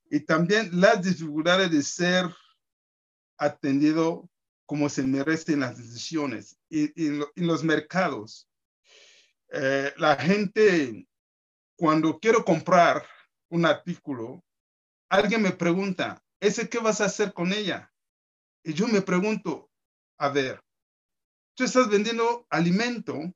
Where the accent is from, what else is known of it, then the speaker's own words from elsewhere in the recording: Costa Chica, Mexico; y bueno, soy de la Costa Chica, porque recorriendo toda esa zona me di cuenta que hay gente más oscura que yo es que son mexicanos